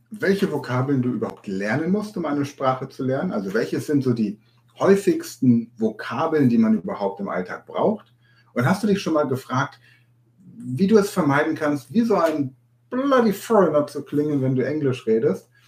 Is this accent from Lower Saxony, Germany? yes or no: yes; Hanover, Lower Saxony, Germany; born there; Ich bin in Hannover geboren, noch nicht mal in Hannover wird Hochdeutsch gesprochen.